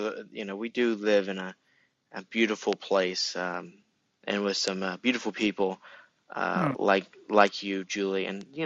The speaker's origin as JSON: {"language": "English", "country": "United States", "said": "I'm American"}